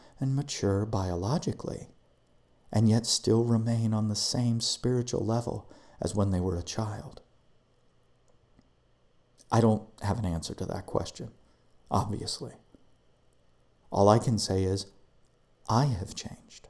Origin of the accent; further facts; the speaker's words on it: United States; I'm an American